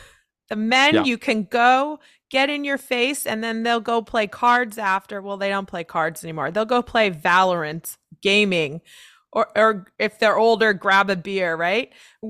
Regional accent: San Diego, California, United States; I'm from San Diego. I trained a little bit at San Diego State.

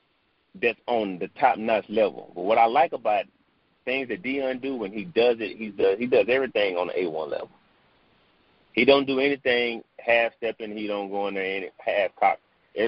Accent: the South, United States; So, I'm from the South. I grew up on soul food

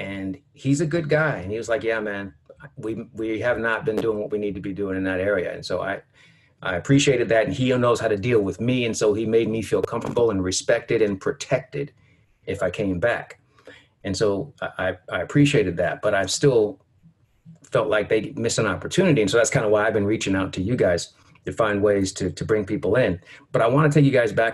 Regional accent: Sacramento, California, United States; my hometown of Sacramento, California

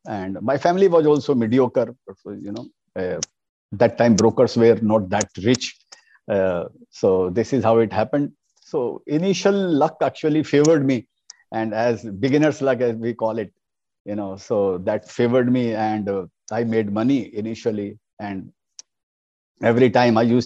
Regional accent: Kolkata, West Bengal, India; English is a second language; I was born and brought up in Kolkata.

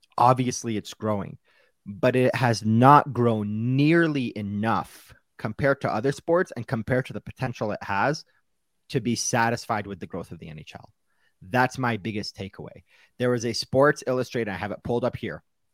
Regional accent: Ottawa, Ontario, Canada; I was born in Ottawa. The arena is about an hour away from where I was born, in a hospital in the heart of downtown Ottawa

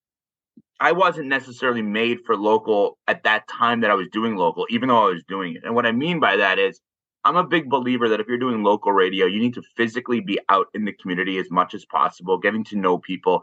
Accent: New York, United States; moved away as an adult; also born or lived in South Florida; growing up in New York

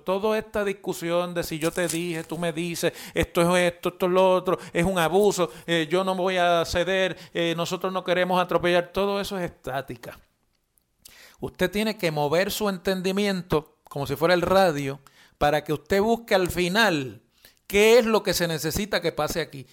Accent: Puerto Rico; somos ciudadanos estadounidenses, eh, que vivimos en Puerto Rico

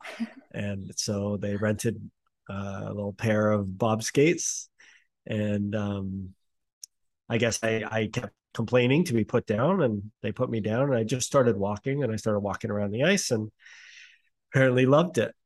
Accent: Canada; it's Canada

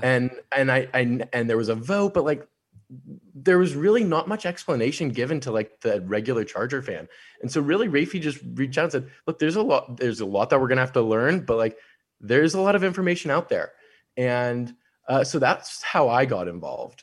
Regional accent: San Diego, California, United States; also born or lived in San Jose; I grew up in San Diego, lived here my whole life

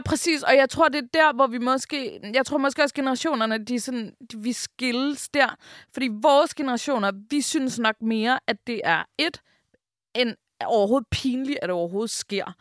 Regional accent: Denmark; vi danskere

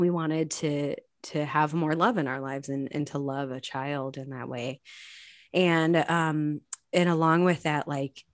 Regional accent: Chicago, Illinois, United States; now in Indianapolis, United States; I grew up in Chicago in the 90s

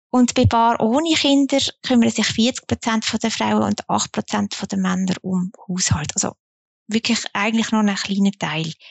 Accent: Zunzgen, Basel-Landschaft, Switzerland; Ich meine, ich komme aus Zonzgen, das sagst du ja immer sehr gern.

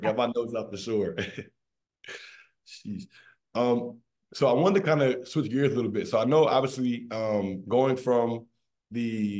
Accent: Maryland, United States; Me being from the DMV and Alexis, you know, we're the DMV loyalists. We're both from Maryland.

